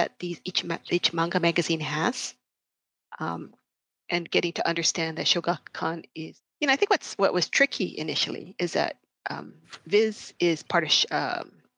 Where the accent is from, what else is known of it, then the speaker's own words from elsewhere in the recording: Honolulu, Hawaii, United States; I grew up in Hawaii.